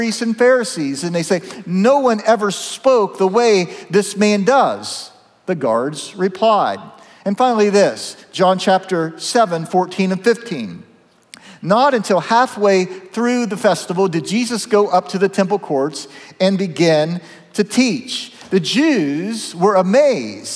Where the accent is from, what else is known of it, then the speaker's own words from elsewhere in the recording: Zanesville, Ohio, United States; my hometown of Zanesville